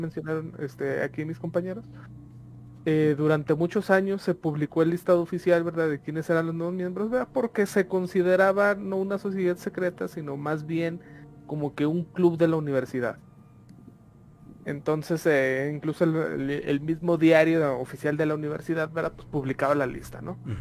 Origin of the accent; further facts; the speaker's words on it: Mexico; nosotros como mexicanos